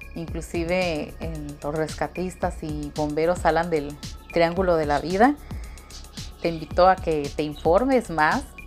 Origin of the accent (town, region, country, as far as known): Mexico